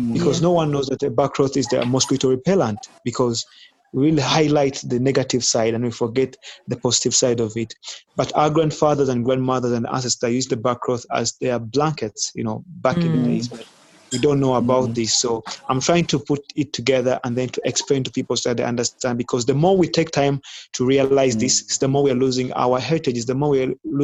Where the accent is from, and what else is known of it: Uganda; born or raised there